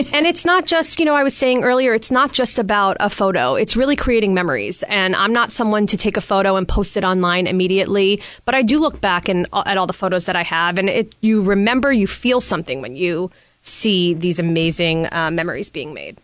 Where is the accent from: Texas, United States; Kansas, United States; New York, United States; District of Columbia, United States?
New York, United States; I'm originally from New York